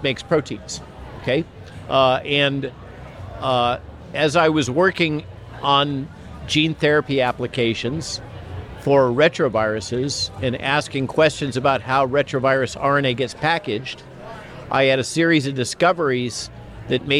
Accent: Central Coast of California, United States; I grew up in the Central Coast of California

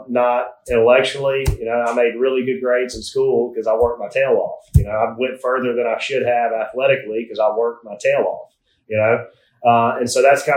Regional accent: South Alabama, United States; as a 10-year-old growing up in South Alabama

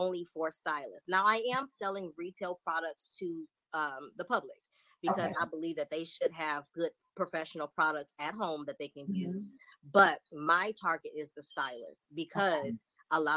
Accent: Detroit, Michigan, United States; moved away as an adult; also born or lived in Charlotte, North Carolina; now in San Antonio, United States; So I am originally from Detroit, Michigan. I relocated to Charlotte where I went to cosmetology school. And then from there, we relocated to Texas. So I'm currently located in San Antonio, Texas

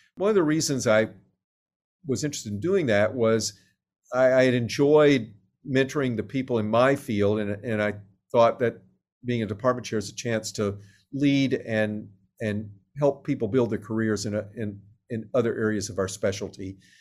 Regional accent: Little Rock, Arkansas, United States; moved away; I grew up in Little Rock, Arkansas

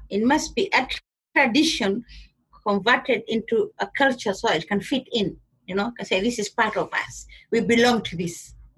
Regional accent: Kenya; I'm a Kenyan. though I'm, I come from the uh, Somali culture, the, the Kenyan, I'm a Kenyan Somali

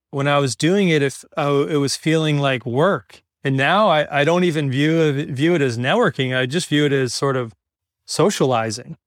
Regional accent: Yorktown, New York, United States; moved away; Originally from, from New York, grew up in, uh, Westchester County, which is the first county north of, of the Bronx

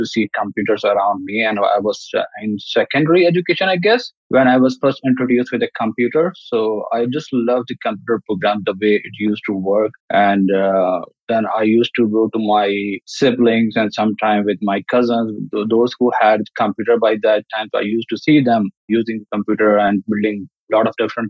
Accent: Pakistan; I grew up in Pakistan

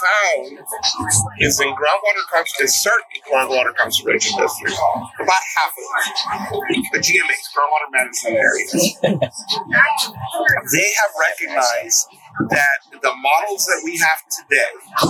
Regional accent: Mexico; now in Texas, United States; I was born in Mexico

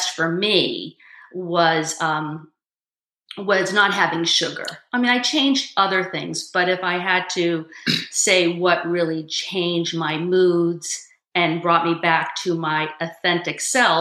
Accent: Brookline, Massachusetts, United States; I grew up in Brookline, Massachusetts.

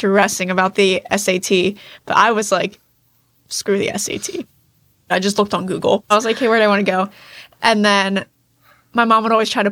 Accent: Perry Hall, Maryland, United States; We grew up in like the public school system in Baltimore County. And then we grew up in Perry Hall

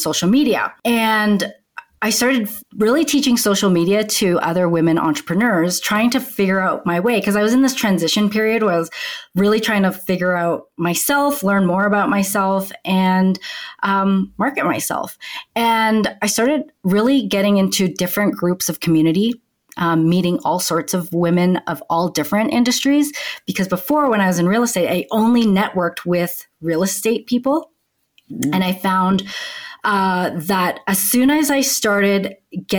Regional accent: Canada; moved away as an adult; now in Denver, United States; I'm originally from Canada

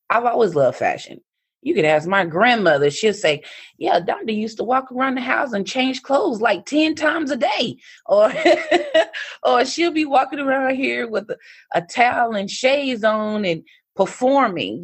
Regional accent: North Carolina, United States; moved away as an adult; also born or lived in Raleigh, North Carolina; I moved from Fair North Carolina when I was 18

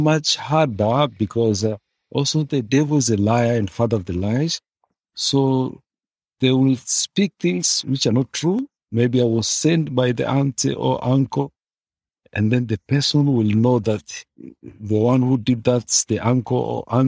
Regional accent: Tanzania; I am from Tanzania

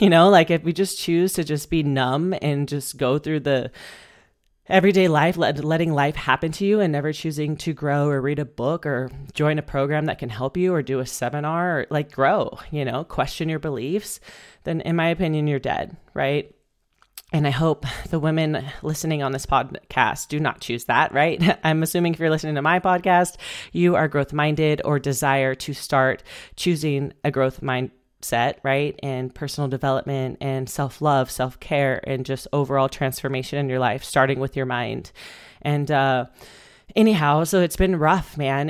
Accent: Bakersfield, California, United States; moved away as an adult; also born or lived in Spain; I moved home to Bakersfield, my hometown.

